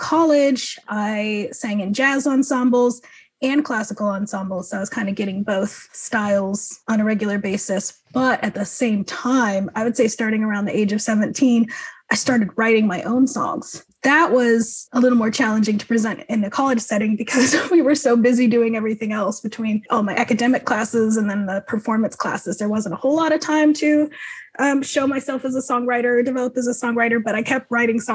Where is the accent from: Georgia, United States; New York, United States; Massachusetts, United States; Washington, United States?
Washington, United States; Snohomish; also born or lived in Kolkata, India; now in Seattle, United States; raised in Snohomish, Washington